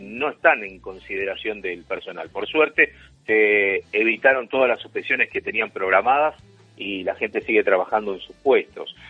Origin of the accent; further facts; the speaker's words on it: Argentina; nosotros somos argentinos